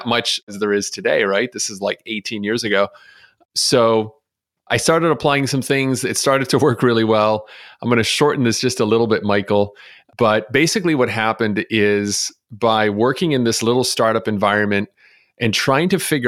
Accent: Montreal, Quebec, Canada; moved away as an adult; now in Chicago, United States; when I moved to Chicago from Montreal, I was 21 years old.

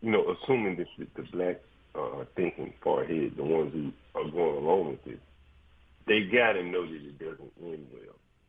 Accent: Anderson, Alabama, United States; now in Washington, D.C., United States; When I was a young homeboy growing up in Anderson, Alabama

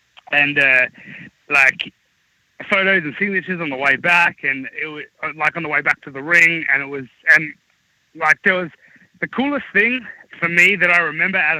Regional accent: Australia; being Australian

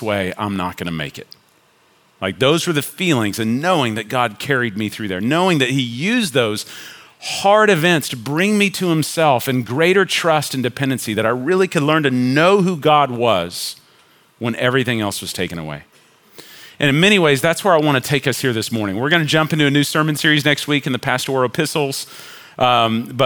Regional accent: Richardson, Texas, United States; also born or lived in Chicago / Denton / Flower Mound; I was born in Chicago, but I was raised in Richardson

